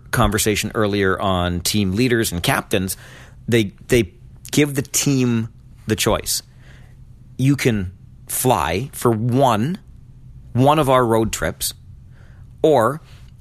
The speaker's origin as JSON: {"language": "English", "town": "Kitchener", "region": "Ontario", "country": "Canada", "said": "I'm from Kitchener"}